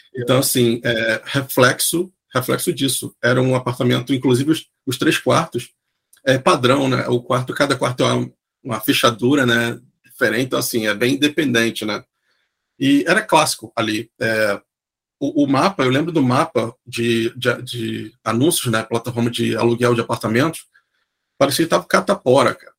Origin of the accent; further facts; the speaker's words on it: Rio de Janeiro, Brazil; moved away as an adult; also born or lived in Santos / Sydney; now in Wollongong, Australia; eu sou do Rio